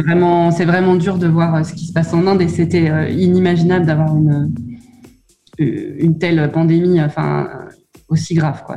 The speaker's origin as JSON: {"language": "French", "country": "France", "moved": "as an adult", "said": "en tant que bon Français"}